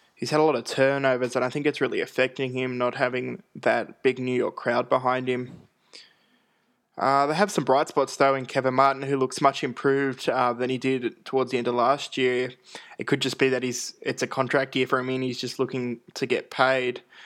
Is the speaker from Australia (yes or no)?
yes; Australia; I am Australian